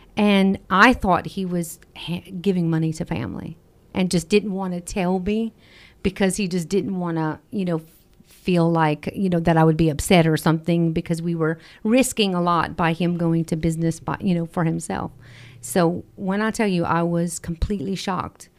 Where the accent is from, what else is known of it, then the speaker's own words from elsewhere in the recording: Acadiana, Louisiana, United States; We're from the Acadiana area